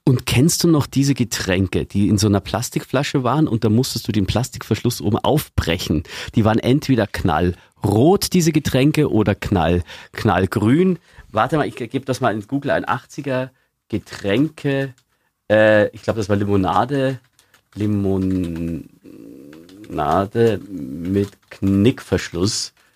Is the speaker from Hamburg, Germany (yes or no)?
no; Eggenfelden, Bavaria, Germany; ich komme ja aus Eggenfelden in Niederbayern